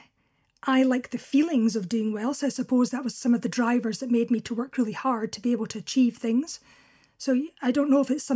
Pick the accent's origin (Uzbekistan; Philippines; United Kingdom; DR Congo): United Kingdom; Crossford, Scotland; also born or lived in Carnock, Fife; now in Kinross, United Kingdom; I was born at home in Carnock in Fife, and very shortly after that, we moved to a small village called Crossford, also in Fife